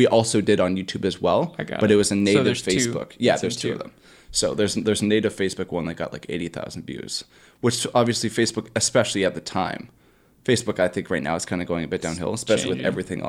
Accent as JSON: {"language": "English", "town": "Bolton", "region": "Ontario", "country": "Canada", "tie": "born or raised there", "said": "It's a new gym that's in my hometown of Bolton, Ontario."}